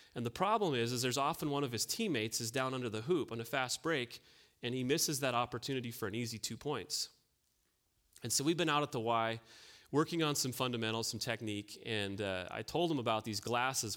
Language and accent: English; North Dakota, United States; I grew up on a farm here in North Dakota.